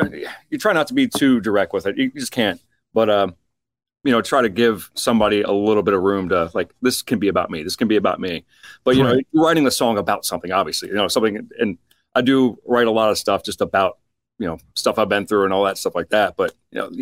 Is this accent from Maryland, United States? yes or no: yes; Baltimore, Maryland, United States; We're from Baltimore, Maryland.